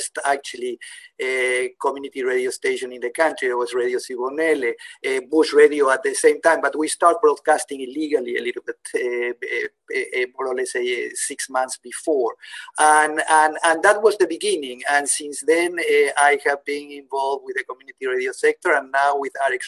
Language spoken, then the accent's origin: English; Buenos Aires, Argentina; moved away as an adult; now in South Africa; I was born in Argentina, in Buenos Aires, and I lived there, I studied there, and I left Argentina during the military junta's times, and that was in 1980